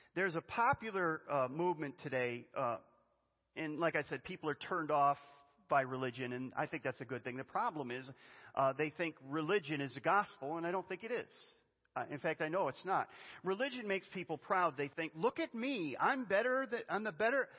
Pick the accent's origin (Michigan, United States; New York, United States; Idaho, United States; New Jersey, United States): New York, United States; Western; I grew up in Western New York